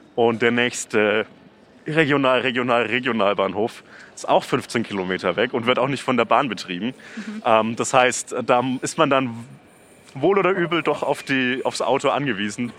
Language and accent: German; Nuremberg, Bavaria, Germany; meine Heimat, nämlich ah. Nürnberg-Knoblauchsland.